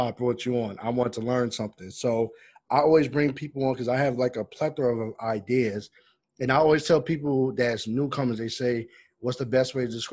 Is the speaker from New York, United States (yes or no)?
yes; Roosevelt, New York, United States; I grew up in Roosevelt, Long Island.